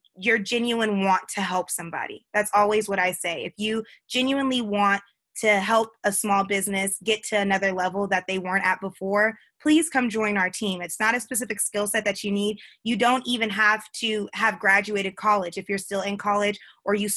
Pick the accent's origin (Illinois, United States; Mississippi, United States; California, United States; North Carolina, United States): California, United States; Simi Valley; moved away; also born or lived in Atlanta; I grew up in California. So I grew up in Simi Valley